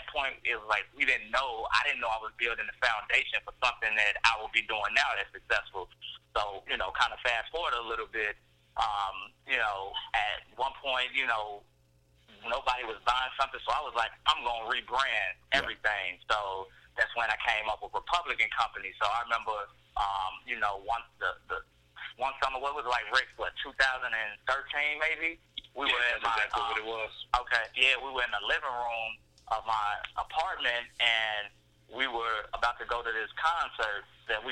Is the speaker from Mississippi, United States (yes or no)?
yes; Mississippi, United States; also born or lived in Wisconsin; now in Chicago, United States; We were born in Chicago. We grew up in Mississippi, and ironically, we moved from Chicago because my grandmother didn't want anything bad to happen, but ironically, we moved back into the same neighborhood that we were born